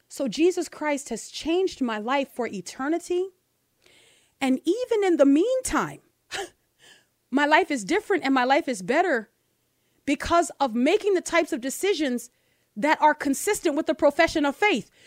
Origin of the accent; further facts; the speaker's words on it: New Orleans, Louisiana, United States; a black girl growing up in New Orleans without her father